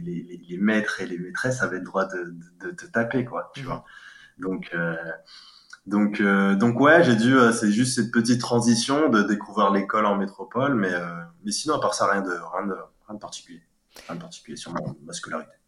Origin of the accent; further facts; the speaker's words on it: Cayenne, French Guiana; also born or lived in Gien, Centre-Val de Loire, France / Île-de-France, France; now in Paris region, France; je suis né à la, à la, commune de Cayenne en 1990. Et euh, bah, quoi dire euh, J'ai fait toute mon enfance dans dans, dans une cité qu'on appelait euh, Cabasso